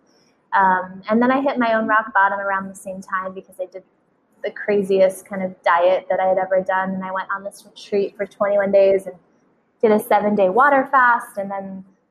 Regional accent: Sedona, Arizona, United States; We grew up in Sedona, Arizona

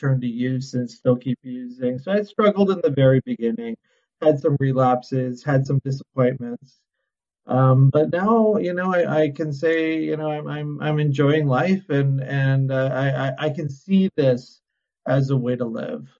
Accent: Windsor, Ontario, Canada; now in Vancouver, Canada; I'm originally from Windsor

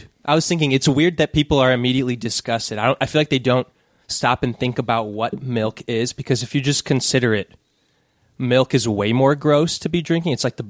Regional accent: Chesterland, Ohio, United States; moved away as an adult; also born or lived in Novelty, Ohio; now in Los Angeles, United States; I grew up in this small town called Chesterland, Ohio, and then my family moved not too far away, but still kind of same area to this place called Novelty.

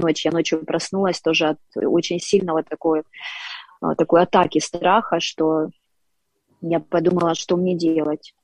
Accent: Dnipro, Dnipropetrovsk Oblast, Ukraine; я коренная Днепропетровчанка, один из э, красивейших городов Украины. Я родилась и выросла в этом городе.

